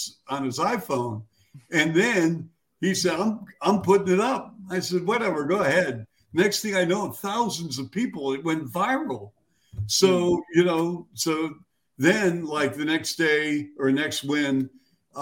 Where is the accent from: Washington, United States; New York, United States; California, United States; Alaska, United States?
Washington, United States; Seattle; moved away as an adult; now in Chicago, United States; my hometown of Seattle